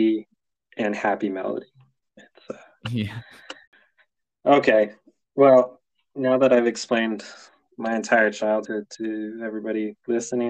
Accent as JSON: {"language": "English", "region": "California", "country": "United States", "said": "I'm from California"}